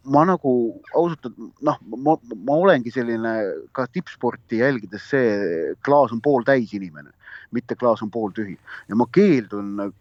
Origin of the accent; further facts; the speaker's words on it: Estonia; ma olen Eestist